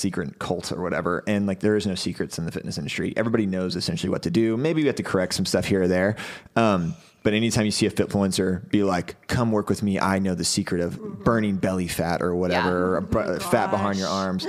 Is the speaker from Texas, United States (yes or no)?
yes; Houston, Texas, United States; I grew up in Houston, like by the beach in Galveston County